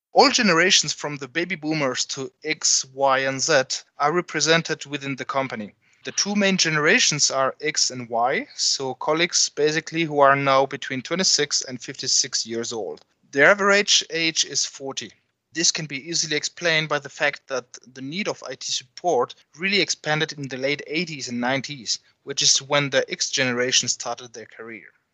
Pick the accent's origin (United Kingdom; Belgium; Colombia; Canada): Belgium; moved away; I come from Belgium